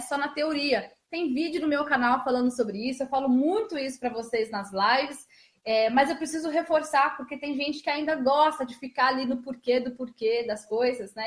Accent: Osasco, São Paulo, Brazil; eu sou de Osasco, Jefferson, nasci em Osasco

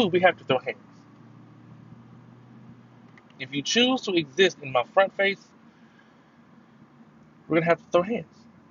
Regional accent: Houston, Texas, United States; also born or lived in California; I've lived in Texas longer than I've lived anywhere else in my entire life. So saying Houston is my hometown

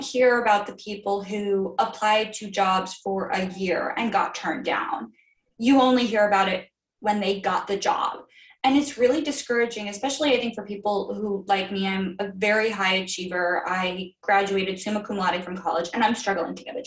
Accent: Florida, United States; I am from Florida. I went to school in Florida.

